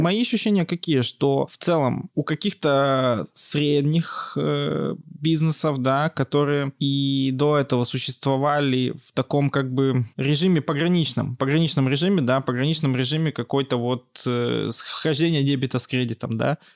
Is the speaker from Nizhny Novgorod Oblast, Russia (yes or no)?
no; Yekaterinburg, Sverdlovsk Oblast, Russia; also born or lived in Georgia; я из Екатеринбурга, я прямо, что называется, коренной екатеринбуржец. Я здесь родился и, собственно, живу большую часть жизни